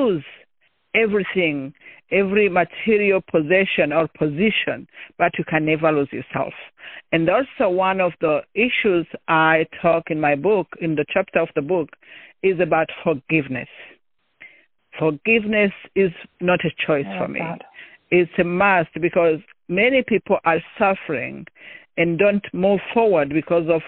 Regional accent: Rwanda; moved away as an adult; I'm originally from Rwanda

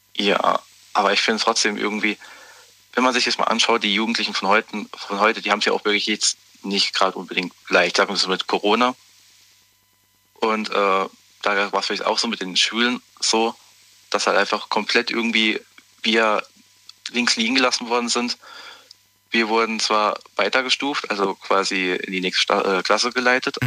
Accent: Zweibrücken, Rhineland-Palatinate, Germany; ich bin aus Zweibrücken, Rheinland-Pfalz

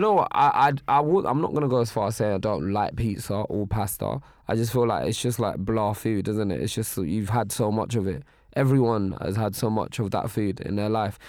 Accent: Nigeria; I'm Nigerian

